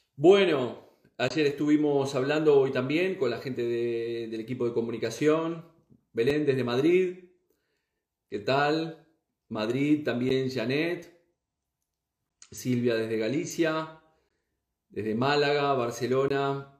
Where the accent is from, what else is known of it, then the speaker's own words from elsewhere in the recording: Uruguay; moved away as an adult; now in Spain; soy uruguayo, soy nacido en Uruguay y vivo en España ya desde aproximadamente unos 20 años, 19 años